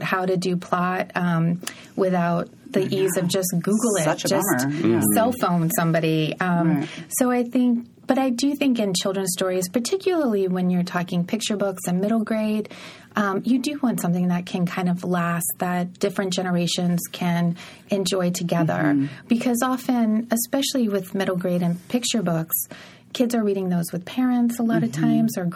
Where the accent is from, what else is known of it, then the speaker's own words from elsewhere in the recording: Jacksonville, Florida, United States; moved away; also born or lived in St. Augustine, Florida; I'm from Jackson. Well, I was born in St. Augustine